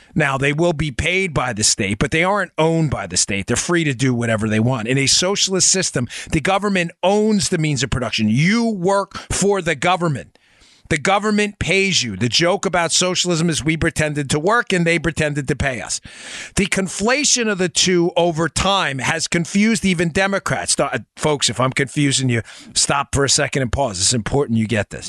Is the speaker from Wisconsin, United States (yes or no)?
no; New York City, New York, United States; now in Florida, United States; We're from Queens.